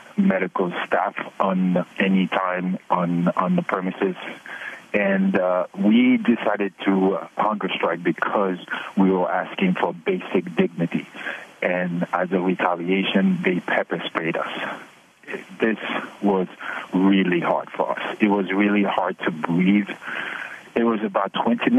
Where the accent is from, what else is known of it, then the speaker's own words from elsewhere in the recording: Haiti; now in United States; I'm a legal permanent resident for 30 years. I was born in Haiti.